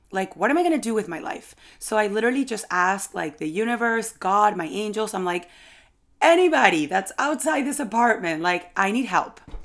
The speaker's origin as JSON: {"language": "English", "country": "Venezuela", "tie": "born or raised there", "moved": "as an adult", "lives_now": "New York, United States", "said": "so I've lived in New York for about eight years, but I was born in Venezuela"}